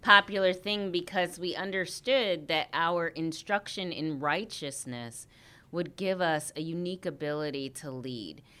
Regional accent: Harvey, Illinois, United States; also born or lived in Saint Peter, Minnesota; I was born in Saint Peter, Minnesota, but I grew up, uh, in Harvey, Illinois

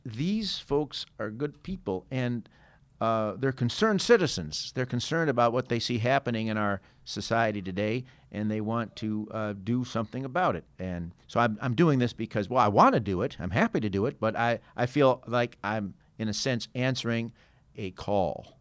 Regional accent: St. Charles, Illinois, United States; My hometown of Saint Charles is a, has traditionally been a very conservative bastion

